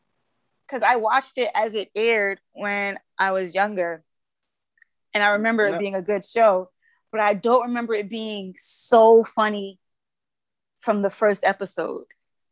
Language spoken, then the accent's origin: English; Brooklyn, New York, United States; No, I'm from Brooklyn. I don't care about no Boston.